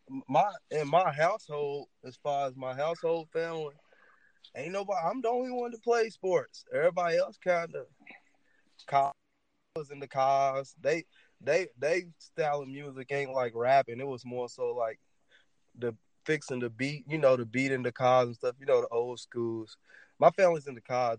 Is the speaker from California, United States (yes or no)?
no; Louisville, Kentucky, United States; That's where that's where I'm from, the West End of Louisville